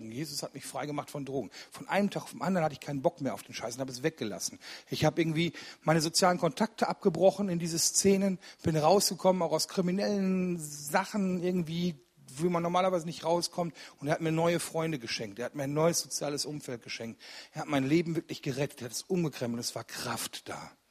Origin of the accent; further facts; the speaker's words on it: Rüggeberg, North Rhine-Westphalia, Germany; Ich komme aus Rüggeberg. Das ist bei Ennepetal ein kleines Kaff